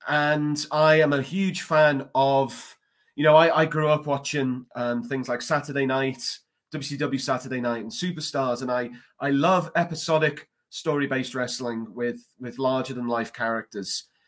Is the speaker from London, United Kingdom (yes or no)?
no; Liverpool, North West England, United Kingdom; moved away as an adult; now in Indiana, United States; I'd only moved to the United States in November 2018. I'm from Liverpool, England, originally.